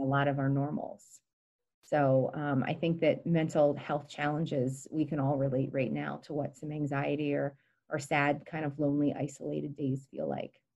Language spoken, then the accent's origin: English; Gettysburg, Pennsylvania, United States; also born or lived in Montgomery County, Pennsylvania; I grew up in Gettysburg